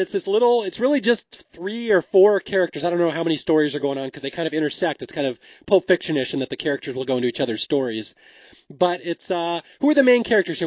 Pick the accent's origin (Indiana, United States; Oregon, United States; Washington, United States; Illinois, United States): Washington, United States; Seattle; I'm from Seattle